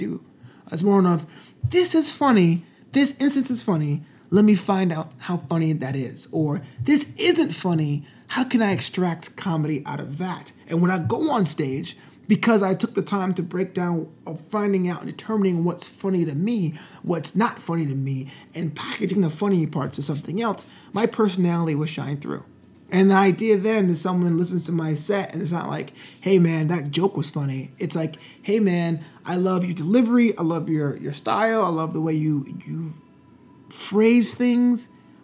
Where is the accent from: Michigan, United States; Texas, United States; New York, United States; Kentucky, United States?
New York, United States; New York City; my hometown of Brooklyn, New York